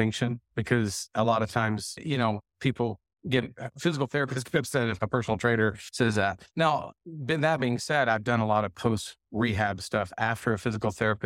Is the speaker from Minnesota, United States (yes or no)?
no; Texas, United States; I grew up in Texas